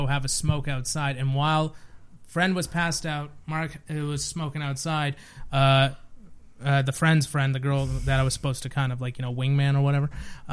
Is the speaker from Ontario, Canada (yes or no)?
no; Bedford, Nova Scotia, Canada; I grew up in Bedford, Nova Scotia